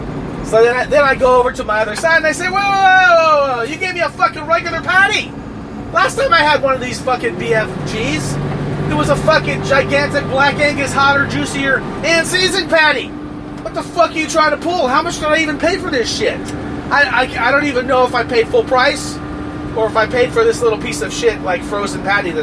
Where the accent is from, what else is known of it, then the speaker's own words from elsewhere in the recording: Brooklyn, New York, United States; also born or lived in New Jersey / California; Anyways, Brooklyn, what's up? Shout out. And, okay, I grew up in Brooklyn, I moved to Jersey, and then I moved to fucking Cali.